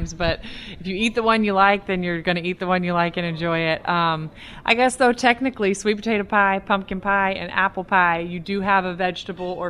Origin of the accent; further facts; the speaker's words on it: the South, United States; I'm from the South